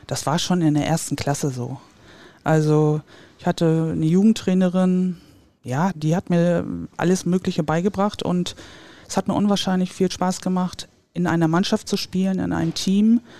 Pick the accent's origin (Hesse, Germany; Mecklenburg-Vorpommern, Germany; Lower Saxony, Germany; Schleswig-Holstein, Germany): Mecklenburg-Vorpommern, Germany; Rostock; Ich bin auch in Rostock geboren und bin quasi mit dem Handball groß geworden in der Halle